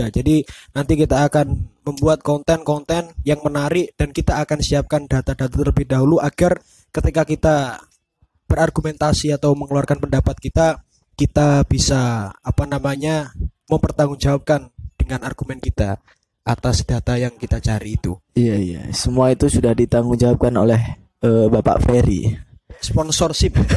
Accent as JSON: {"language": "Indonesian", "region": "Java", "country": "Indonesia", "first_language": "Javanese", "second_language": "Indonesian", "said": "soalnya kita orang Jawa."}